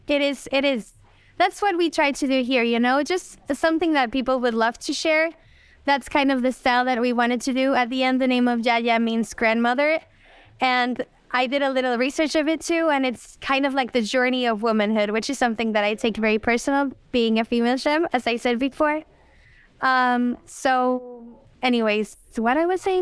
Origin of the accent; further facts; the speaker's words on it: Mexico City, Mexico; now in Los Cabos, Mexico; I was born there in Mexico City and raised there too.